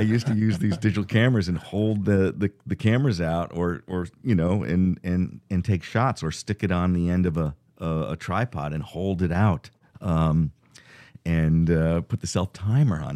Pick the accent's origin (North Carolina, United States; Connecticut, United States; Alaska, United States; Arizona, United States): Connecticut, United States; Fairfield County; we grew up in Fairfield County, Connecticut